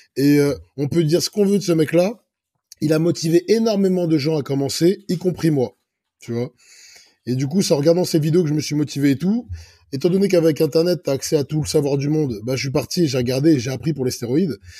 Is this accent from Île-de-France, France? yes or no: yes; Clichy, Île-de-France, France; also born or lived in Egypt (ancestry); je suis né à Clichy-la-Garenne. Là, je suis français d'origine égyptienne